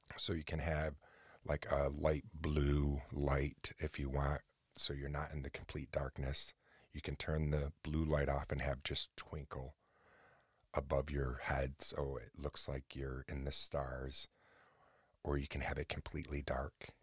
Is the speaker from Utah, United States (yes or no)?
no; Central New York, United States; here in Asperger, New York